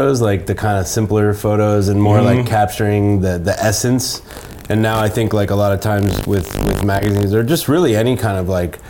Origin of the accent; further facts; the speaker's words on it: San Francisco, California, United States; also born or lived in New York / Barcelona; I grew up in San Francisco